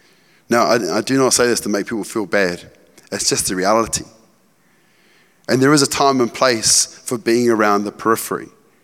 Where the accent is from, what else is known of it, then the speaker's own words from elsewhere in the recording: Cambridge, East of England, United Kingdom; So I grew up in Cambridge, in rural Cambridge on the farm. I was like a country bumpkin, right?